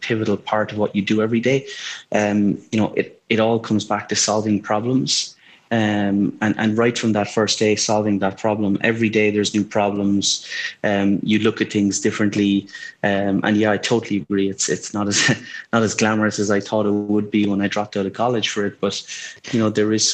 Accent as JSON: {"language": "English", "country": "Ireland", "tie": "born or raised there", "said": "I grew up in Ireland"}